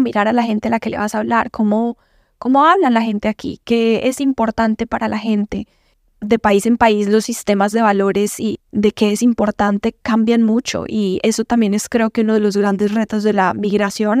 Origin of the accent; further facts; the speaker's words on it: Medellín, Antioquia, Colombia; accent: paisa; moved away as an adult; also born or lived in Mexico; now in United States; Yo soy de Medellín, de Colombia, súper orgullosa de ser colombiana, de ser de Medellín, paisa como le dicen. Y nada, crecí en una familia muy unida